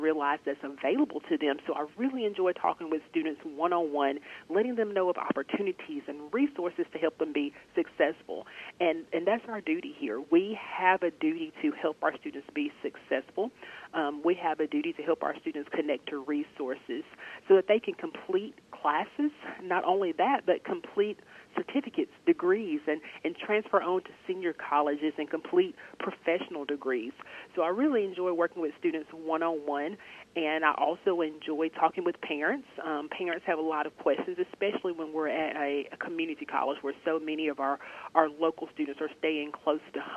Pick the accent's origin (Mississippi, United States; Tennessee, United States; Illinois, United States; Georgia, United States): Mississippi, United States; Shannon; moved away as an adult; now in Senatobia, United States; I am a native Mississippian. I am from Northeast Mississippi, actually. Born and raised in Lee County, Shannon, Mississippi